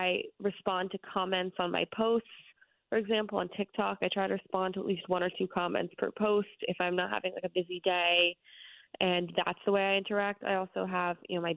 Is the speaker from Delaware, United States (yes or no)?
no; New York City, New York, United States; I grew up in New York City